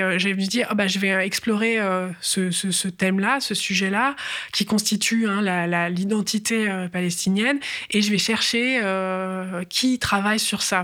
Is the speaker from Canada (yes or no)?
no; France; en tant que Française